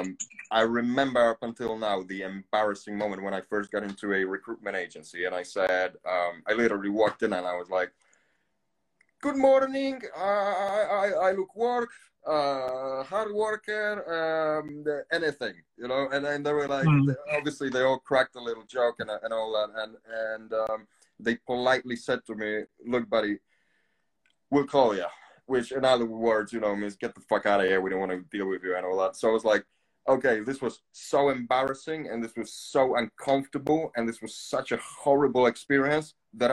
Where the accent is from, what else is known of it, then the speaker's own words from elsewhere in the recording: Poland; English is a second language; moved away as an adult; also born or lived in Canary Islands; now in England, United Kingdom; I'm originally from Poland. I've spent most of my life there as a kid